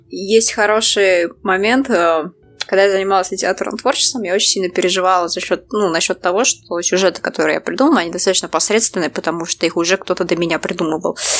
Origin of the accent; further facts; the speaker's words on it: Saint Petersburg, Russia; я из Питера